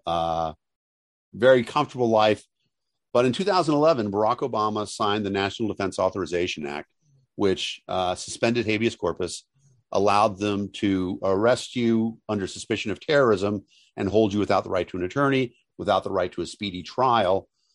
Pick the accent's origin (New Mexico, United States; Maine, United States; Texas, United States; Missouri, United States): Texas, United States; moved away as an adult; now in Massachusetts, United States; I grew up in Texas. And to this day, I self-identify as Texan